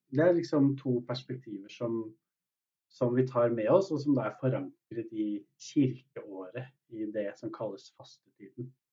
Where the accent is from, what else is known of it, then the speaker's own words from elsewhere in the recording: Norway; oss som er født i Norge